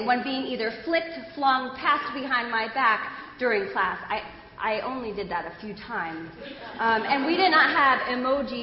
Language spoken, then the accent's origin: English; United States; I grew up just outside of Manhattan in the suburbs